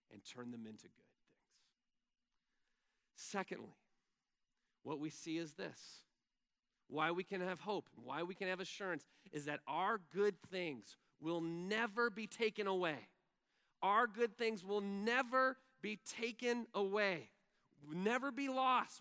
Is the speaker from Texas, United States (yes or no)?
yes; Texas, United States; first language English; I'm from Texas